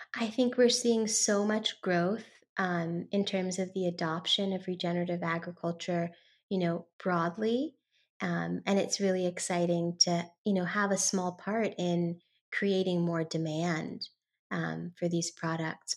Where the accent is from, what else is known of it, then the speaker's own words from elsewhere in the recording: San Francisco, California, United States; I am talking y, to you today from San Francisco, California, which is actually my hometown. I was born and raised here